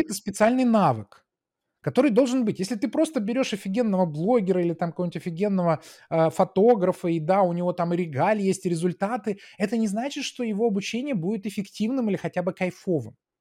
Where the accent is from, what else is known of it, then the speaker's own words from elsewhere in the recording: Saint Petersburg, Russia; moved away as an adult; also born or lived in United States; я был такой питерский технарь